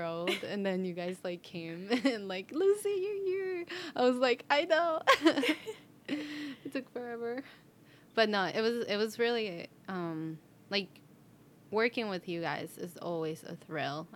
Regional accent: Colombia; English is a second language; now in United States; I'm technically from Colombia

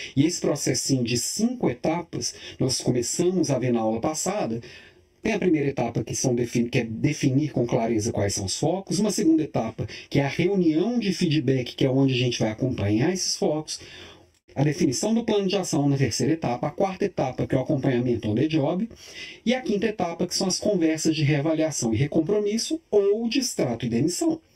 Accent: Belo Horizonte, Minas Gerais, Brazil; now in Florianópolis, Brazil; eu também sou mineiro de Belo Horizonte, estou aqui em Florianópolis, mas mineirinho de corpo, alma e coração

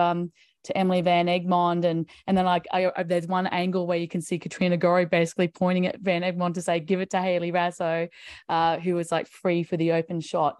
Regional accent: Brisbane, Queensland, Australia; my hometown of Brisbane

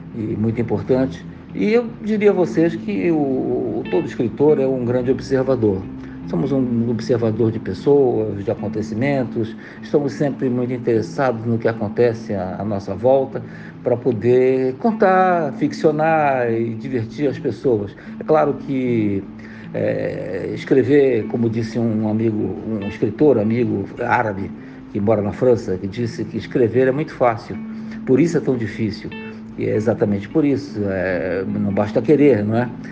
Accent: Pará, Brazil; sou paraense, é, escritor

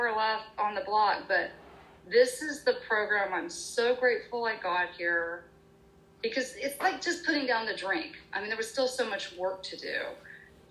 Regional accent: Oklahoma, United States; I grew up in Oklahoma in the Bible Belt

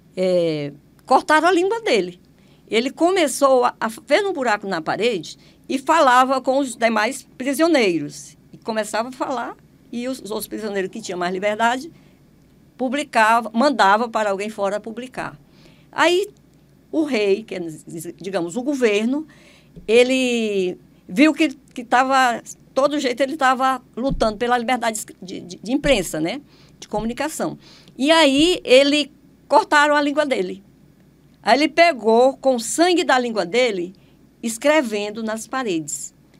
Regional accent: Maranhão, Brazil; now in Teresina, Brazil; Eu não sou, não sou piauiense, eu sou maranhense.

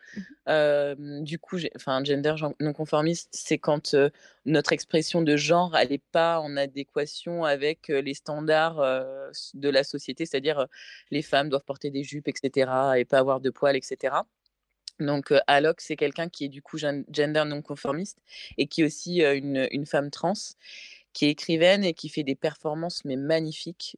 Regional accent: France; accent: French; moved away as an adult; now in England, United Kingdom; même si ça fait six ans que je suis en Angleterre, mon anglais est, bien, mais c'est vrai que j'ai pas perdu mon accent français

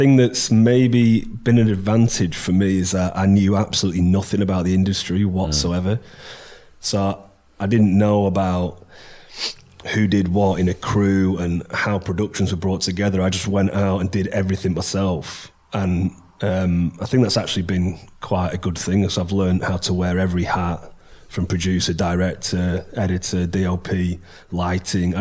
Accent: Preston, North West England, United Kingdom; I'm from Preston

